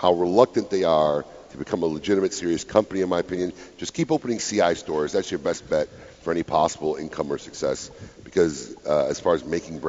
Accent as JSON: {"language": "English", "town": "Chicago", "region": "Illinois", "country": "United States", "tie": "born or raised there", "said": "Support my hometown"}